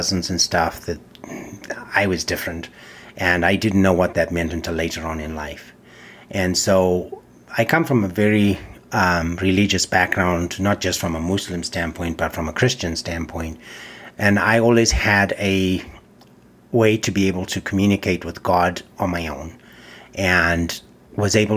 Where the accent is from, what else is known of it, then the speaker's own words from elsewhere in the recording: Zimbabwe; moved away; also born or lived in England; I was born in Rhodesia, which is now Zimbabwe.